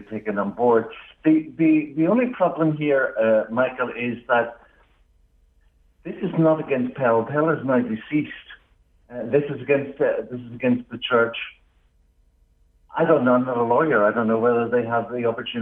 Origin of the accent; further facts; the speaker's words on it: Northern Ireland, United Kingdom; you might pick up from my accent, I'm from Northern Ireland